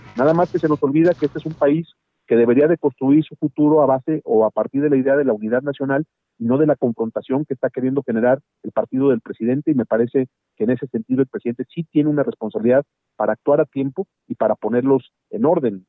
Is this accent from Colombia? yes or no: no; Mexico; Yo soy uno de los mexicanos